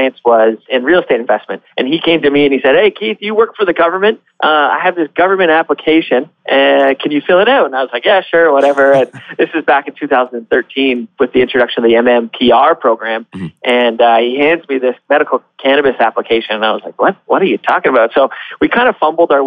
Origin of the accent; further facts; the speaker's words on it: Barrie, Ontario, Canada; I grew up in Barrie, moved away for a short time, but quickly came back to where my roots are.